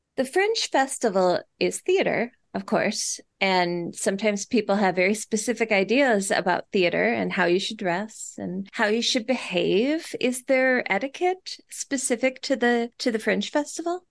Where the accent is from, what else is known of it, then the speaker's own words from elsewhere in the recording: Minnesota, United States; I'm from Minnesota.